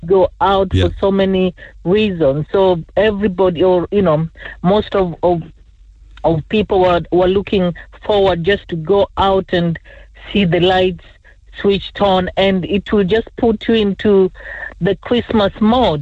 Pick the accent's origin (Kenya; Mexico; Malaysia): Kenya; moved away; also born or lived in England; I was born in Kenya